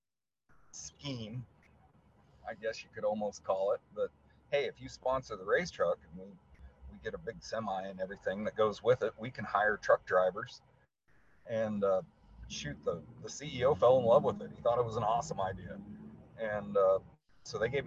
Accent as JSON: {"language": "English", "region": "Colorado", "country": "United States", "said": "I'm from Colorado"}